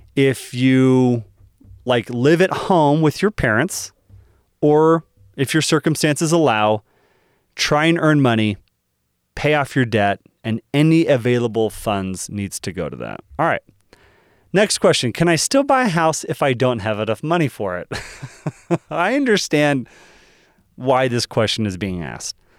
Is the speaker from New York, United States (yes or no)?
no; Dallas, Texas, United States; moved away; I'm originally from Dallas